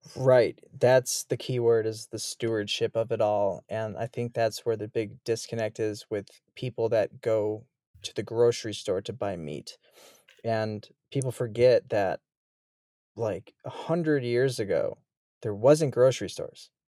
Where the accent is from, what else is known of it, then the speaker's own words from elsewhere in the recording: Chicago, Illinois, United States; moved away as an adult; I'm from Chicago, Illinois.